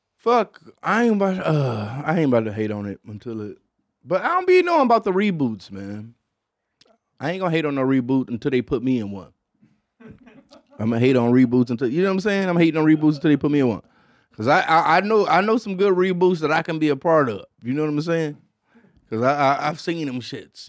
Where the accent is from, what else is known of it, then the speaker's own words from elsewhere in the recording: Detroit, Michigan, United States; as a black kid, in, in Detroit, Michigan